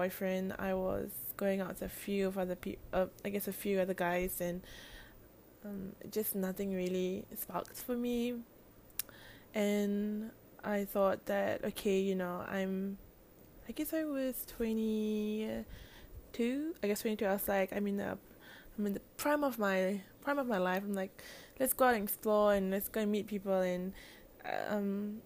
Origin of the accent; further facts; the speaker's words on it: Singapore; also born or lived in Melbourne, Australia; I'm actually from Singapore. I mean, I'm based in Singapore still